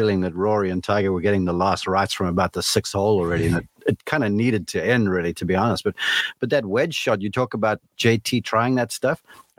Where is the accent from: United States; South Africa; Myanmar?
South Africa; and I'm South African, so I guess it reminded me of The Lion King, right?